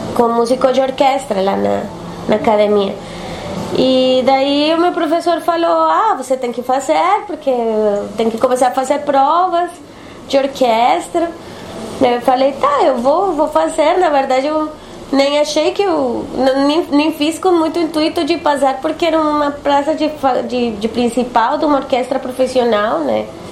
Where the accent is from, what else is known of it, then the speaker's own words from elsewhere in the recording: Bogotá, Colombia; Portuguese is a second language; moved away as an adult; also born or lived in Bucaramanga / Salvador / São Paulo; now in Porto Alegre, Brazil; eu sou de Bogotá. Nasci numa cidade que se chama Bucaramanga, mas é, me criei e, e, morei sempre em, Bogotá.